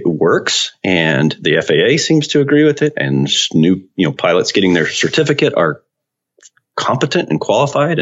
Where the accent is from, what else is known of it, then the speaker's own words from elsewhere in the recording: Central North Carolina, United States; I grew up in Central North Carolina